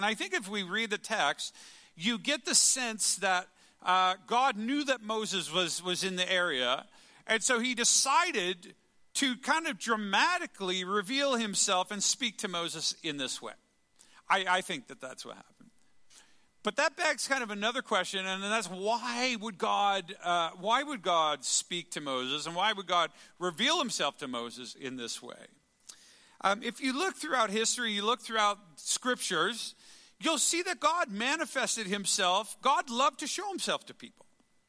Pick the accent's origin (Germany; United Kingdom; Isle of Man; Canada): Canada; In Canada, this happens every time. We just celebrated Canada Day. Crickets, right? Like, we're still Canadian.